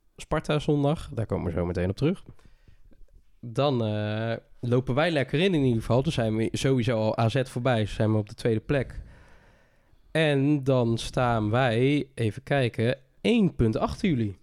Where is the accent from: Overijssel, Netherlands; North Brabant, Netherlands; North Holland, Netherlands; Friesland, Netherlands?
North Brabant, Netherlands; bij ons in Brabant